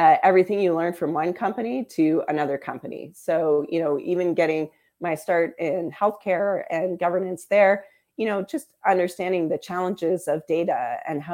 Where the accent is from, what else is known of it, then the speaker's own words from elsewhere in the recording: Windsor, Ontario, Canada; growing up in Windsor, your pride as a Canadian is a special thing, right? You feel a little bit international because you grew up on the border.